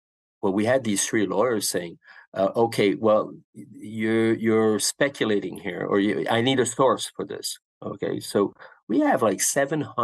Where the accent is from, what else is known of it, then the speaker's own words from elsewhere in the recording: Canada; as a Canadian